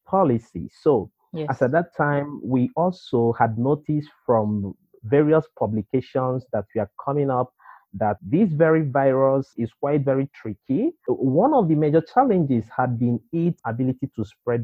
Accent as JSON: {"language": "English", "country": "Nigeria", "moved": "as an adult", "lives_now": "Shanghai, China", "said": "I'm a Nigerian. My early career in teaching and lecturing started actually in Nigeria. But over the years, I've moved to China"}